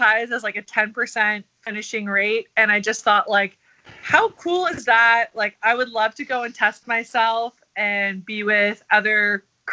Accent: Ottawa, Ontario, Canada; I'm from Ottawa, Canada

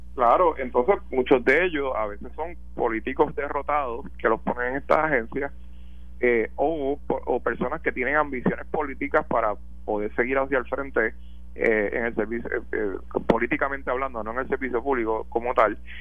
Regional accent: Puerto Rico; como puertorriqueños

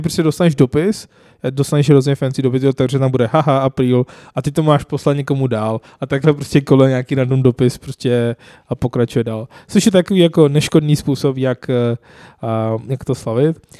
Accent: Lahore, Punjab, Pakistan; Czech is a second language; now in Czech Republic; v Lahoru, v mém rodném městě

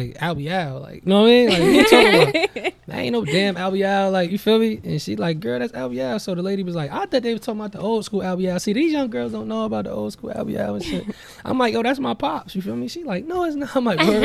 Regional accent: Jersey City, New Jersey, United States; I'm from Jersey. Jersey City, New Jersey, Marion Projects.

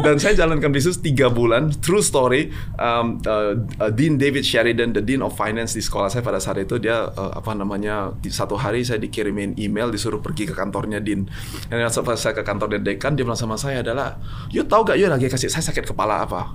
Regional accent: Medan, North Sumatra, Indonesia; moved away; also born or lived in New York; kita datangnya dari Medan, datangnya dari Indonesia

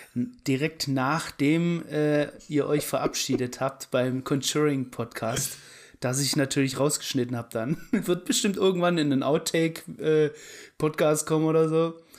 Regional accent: Germany; ich bin in Deutschland aufgewachsen und so und so. Aber ich bin Halbetainer

